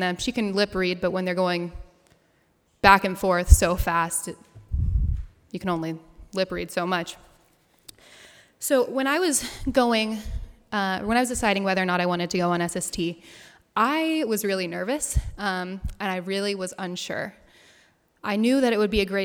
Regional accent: United States; first language English; I grew up in America as a hearing person speaking English

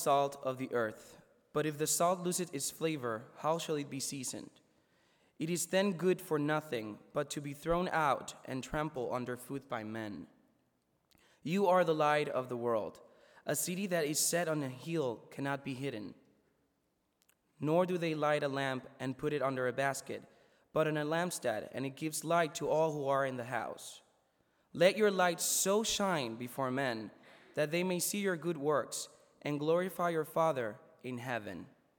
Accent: Puerto Rico; for those of you who don't know me. I am from Puerto Rico. I'm a first year

